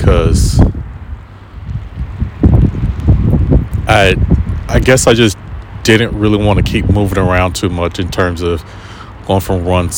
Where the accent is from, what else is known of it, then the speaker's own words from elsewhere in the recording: United States; moved away; I'm American.